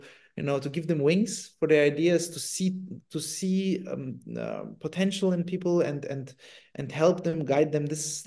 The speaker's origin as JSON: {"language": "English", "country": "Italy", "tie": "born or raised there", "also_born_or_lived": "Germany", "moved": "yes", "said": "I grew up in Italy"}